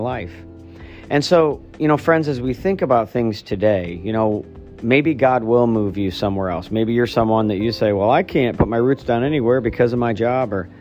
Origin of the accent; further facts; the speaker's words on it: Archbold, Ohio, United States; we grew up in Archbold, Ohio, thus Midwest